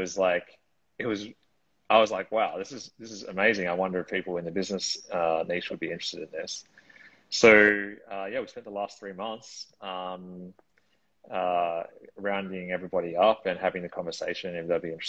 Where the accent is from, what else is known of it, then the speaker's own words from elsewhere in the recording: Australia; now in Lisbon, Portugal; I'm originally from Australia, but now I live citizen of the world, I guess you could call me. Currently in Lisbon, Portugal